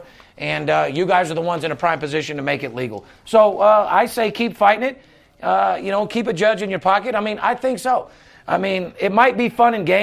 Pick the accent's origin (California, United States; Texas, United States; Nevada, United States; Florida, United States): Nevada, United States; Las Vegas; born and raised in Las Vegas. I'm third generation